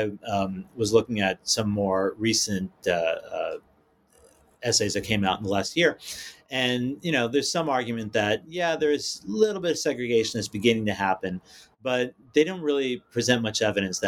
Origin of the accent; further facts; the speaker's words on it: New York City, New York, United States; I came from Staten Island, which is the hinterland